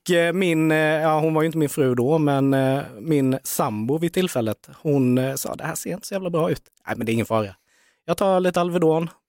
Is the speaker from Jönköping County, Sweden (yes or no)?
yes; Värnamo, Jönköping County, Sweden; i Värnamo, oh. där jag är ifrån.